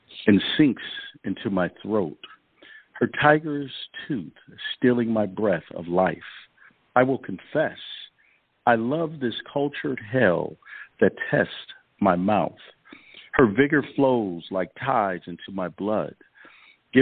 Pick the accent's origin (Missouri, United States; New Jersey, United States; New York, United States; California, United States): New York, United States; Rochester; I was a fourth grade student growing up in Rochester, New York